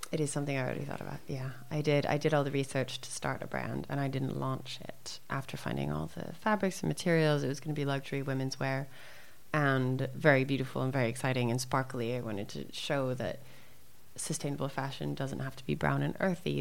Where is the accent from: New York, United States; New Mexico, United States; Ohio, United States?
New Mexico, United States; Santa Fe; born or raised there; also born or lived in Arizona